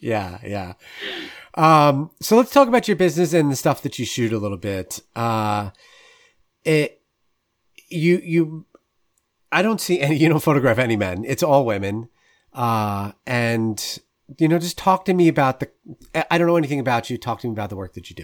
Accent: New York suburbs, United States; as a kid growing up in the New York suburbs

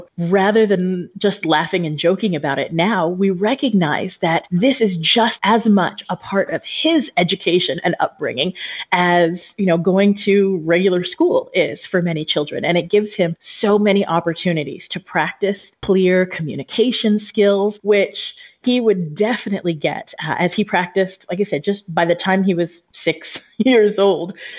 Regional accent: Southern California, United States; moved away as an adult; also born or lived in Japan; now in Albania; I grew up in Southern California

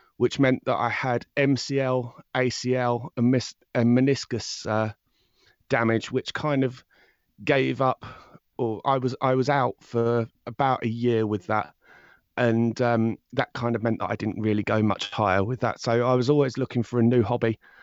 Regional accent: High Wycombe, South East England, United Kingdom; I'm from High Wycombe in, um, England

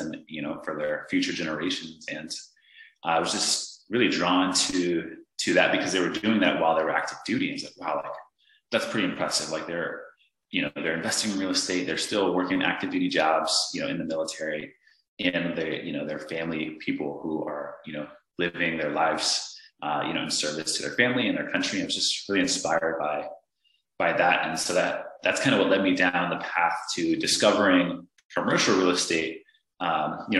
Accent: Northern Virginia, United States; I was just a simple guy from Northern Virginia. I grew up with a family of six

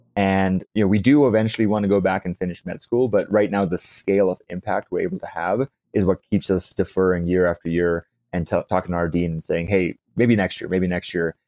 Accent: South Africa; I grew up in South Africa

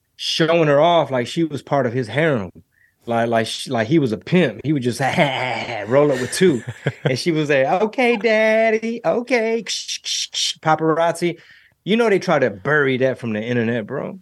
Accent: Houston, Texas, United States; It's my hometown

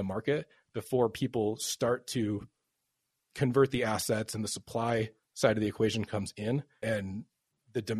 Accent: Chicago, Illinois, United States; now in Portland, United States; I'm from Chicago

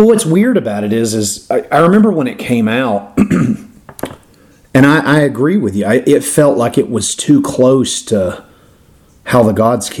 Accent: the South, United States; accent: Southern; I just can't pronounce it with my stupid Southern accent.

